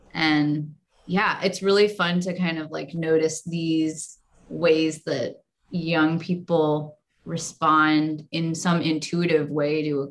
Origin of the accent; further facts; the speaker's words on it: St. Louis, Missouri, United States; St. Louis, which is my hometown